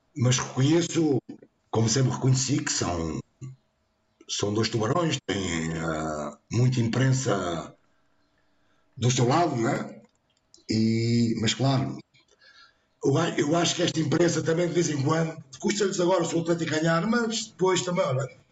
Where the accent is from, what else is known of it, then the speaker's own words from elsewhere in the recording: Montijo, Setúbal, Portugal; nasci no Montijo e hoje continuo a dizer